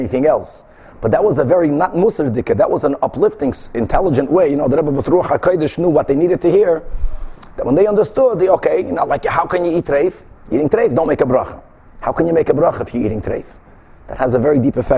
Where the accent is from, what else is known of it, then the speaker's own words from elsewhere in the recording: Brazil; moved away; when I was growing up in Brazil